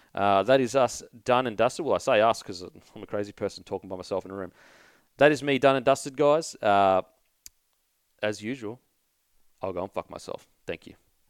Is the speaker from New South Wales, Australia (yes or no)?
no; Queensland, Australia; I'm a Queenslander